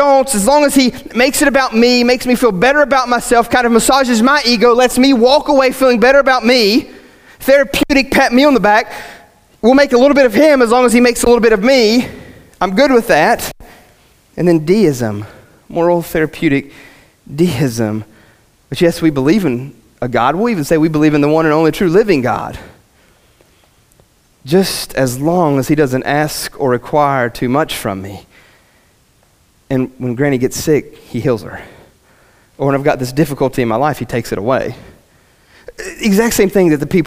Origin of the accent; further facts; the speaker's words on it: West Virginia, United States; I'm from West Virginia and I've got like a weird dialect